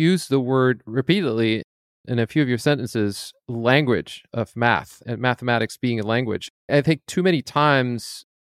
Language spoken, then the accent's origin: English; Scotland, United Kingdom; also born or lived in France; now in United States; I was born in France. My father's French speaking. And so I learned English growing up in Scotland at a very young age.